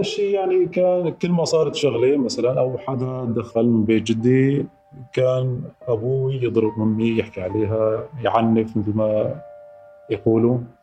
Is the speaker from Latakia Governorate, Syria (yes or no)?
no; Jisr al-Shughur countryside, Idlib Governorate, Syria; بريف الجسر ضيعتي